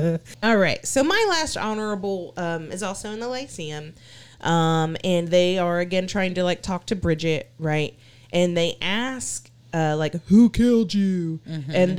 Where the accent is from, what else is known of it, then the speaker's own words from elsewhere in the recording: Texas, United States; Like, I'm too Texan. I'm sorry. I'm too Texan.